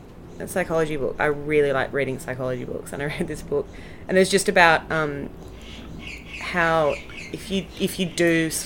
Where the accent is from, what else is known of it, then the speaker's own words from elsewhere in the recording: Sydney, New South Wales, Australia; also born or lived in Marrickville; I grew up in Balmain